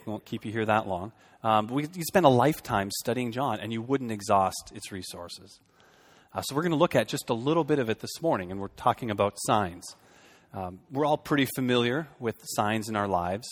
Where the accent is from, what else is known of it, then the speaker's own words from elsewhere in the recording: Fargo, North Dakota, United States; moved away as an adult; also born or lived in Boston / Minneapolis–Saint Paul; now in Shoreview, United States; I grew up in Fargo, so we're almost in Minnesota.